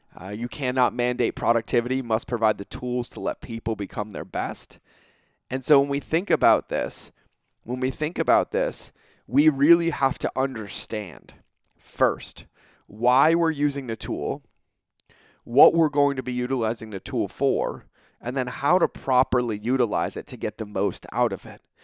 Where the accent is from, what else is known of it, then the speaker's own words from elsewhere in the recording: New England, United States; now in California, United States; I grew up on the East Coast. I grew up in New England.